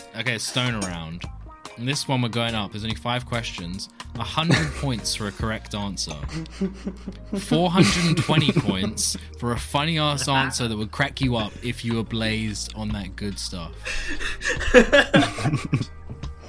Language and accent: English; England, United Kingdom; We're English.